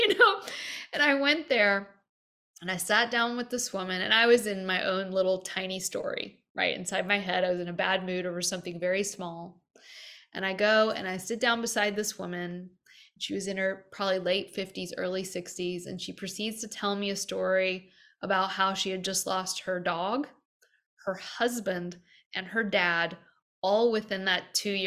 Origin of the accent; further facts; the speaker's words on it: American Deep South, United States; I grew up in the American Deep South